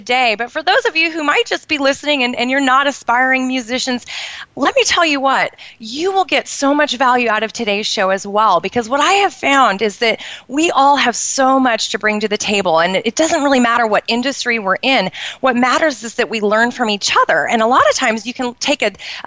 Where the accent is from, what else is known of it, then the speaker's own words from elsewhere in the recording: Portland, Oregon, United States; in Portland, which is where I grew up in the Pacific Northwest